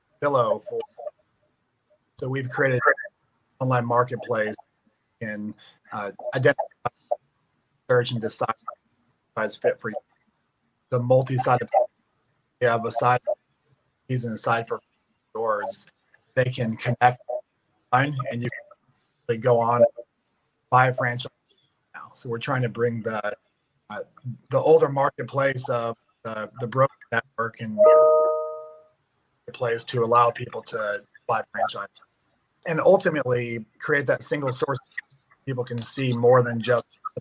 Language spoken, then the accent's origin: English; Tampa, Florida, United States; I'm actually in St. Louis right now. I'm from Tampa